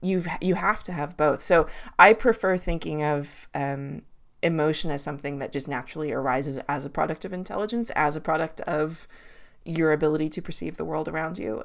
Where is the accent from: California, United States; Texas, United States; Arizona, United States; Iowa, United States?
California, United States; Los Angeles; moved away; I do live in the woods now, but I grew up in Los Angeles